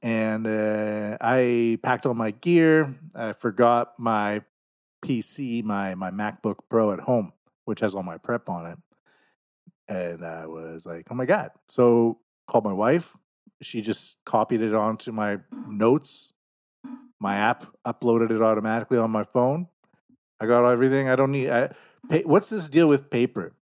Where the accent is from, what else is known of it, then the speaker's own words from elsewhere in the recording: Canada; now in Japan; I'm from Canada